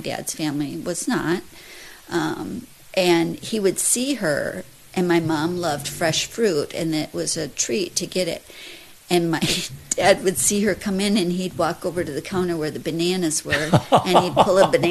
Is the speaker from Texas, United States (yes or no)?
no; Sparta, Wisconsin, United States; born in Sparta, Wisconsin, 1966